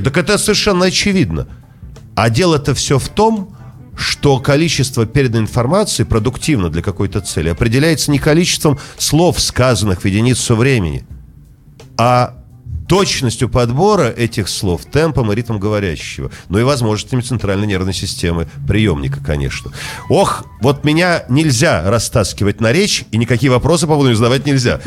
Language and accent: Russian; Saint Petersburg, Russia; Поэтому петербуржец я, ленинградец, э, наверное, и то, и другое.